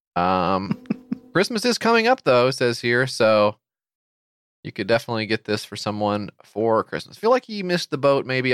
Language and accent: English; United States; as an American